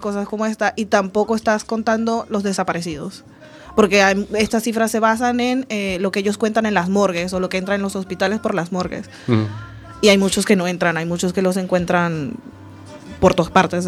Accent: Venezuela; also born or lived in Galicia; now in Spain; Coruña es un poco parecido en tamaño a de donde vengo yo. Y mi ciudad tiene muchos problemas de criminalidad ahora. Y cuando yo estaba creciendo había, pero era una ciudad bastante tranquila

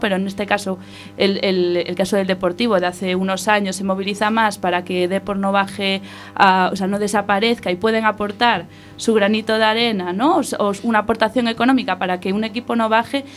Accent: Vigo, Galicia, Spain; a mi tierra

